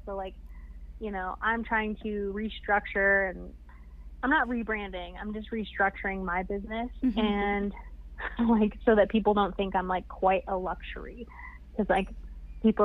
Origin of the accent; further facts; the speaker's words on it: Kentucky, United States; also born or lived in Ohio; now in Denver, United States; I'm from Kentucky